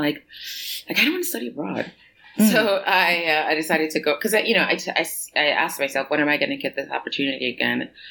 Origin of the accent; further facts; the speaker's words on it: New York City, New York, United States; moved away as an adult; also born or lived in Mandeville, Jamaica / Connecticut; now in Paris, France; I moved to New York City when I was 4 years old and pretty much lived there